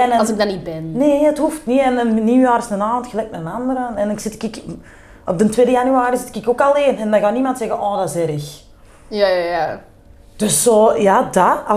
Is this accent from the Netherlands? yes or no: no; Turnhout, Antwerp, Belgium; accent: Kempen; Gewoon putteke kempen. Turnhout, ik woon nu ook in het huis waar mijn papa altijd is opgevoed. Dus in het huis dat mijn grootvader nog heeft gebouwd. Eh, het centrum van Turnhout, lekker campen.